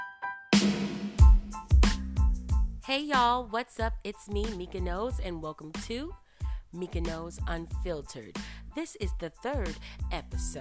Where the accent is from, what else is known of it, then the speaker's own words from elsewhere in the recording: United States; we were born here in America